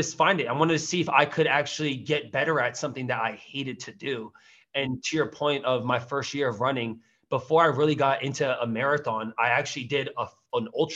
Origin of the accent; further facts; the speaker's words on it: Teaneck, New Jersey, United States; moved away as an adult; also born or lived in Queens, New York; now in Austin, United States; Born and raised in Jersey. I was born in Teaneck